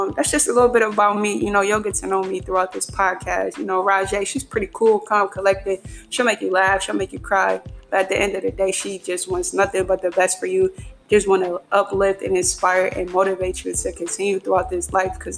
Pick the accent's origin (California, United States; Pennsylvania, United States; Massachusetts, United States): Pennsylvania, United States; Philadelphia; I'm from Philadelphia, Pennsylvania, home of the Super Bowl champions, Philadelphia Eagles